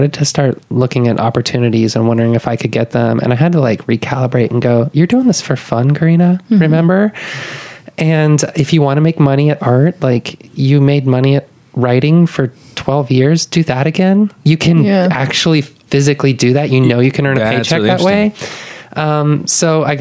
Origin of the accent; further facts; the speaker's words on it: Denver, Colorado, United States; moved away as an adult; now in Austin, United States; I grew up in Denver